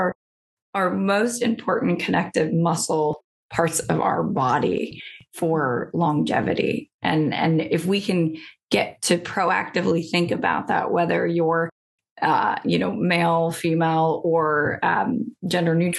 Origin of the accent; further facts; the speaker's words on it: Midwest, United States; I'm from the Midwest